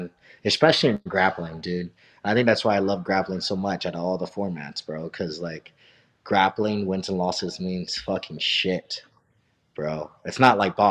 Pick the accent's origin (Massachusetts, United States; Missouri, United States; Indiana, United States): Missouri, United States; I'm from Missouri